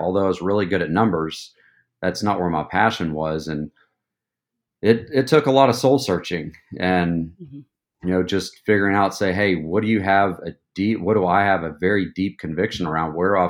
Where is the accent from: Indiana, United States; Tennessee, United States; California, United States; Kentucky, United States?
Tennessee, United States; Knoxville; I'm originally from East Tennessee, Knoxville, born and raised, went to University of Tennessee